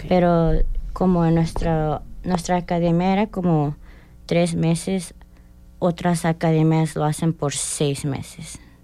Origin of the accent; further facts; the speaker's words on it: Indianapolis, Indiana, United States; moved away as an adult; also born or lived in California; now in Bloomington, United States; Yo soy de Indianápolis, pero nací en California. Desde los ocho años me moví a Indianápolis y, de estuve desde hasta hoy